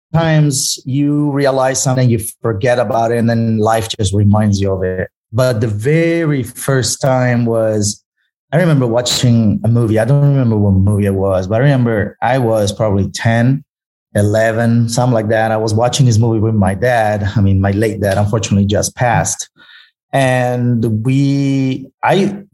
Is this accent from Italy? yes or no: yes; Italy; English is a second language; moved away; I grew up in Italy